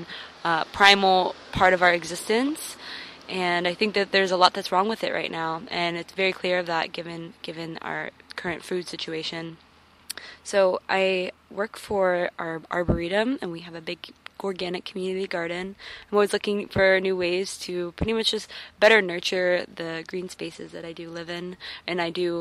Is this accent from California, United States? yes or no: no; Orlando, Florida, United States; I'm from Orlando, Florida. I am, Florida-born and raised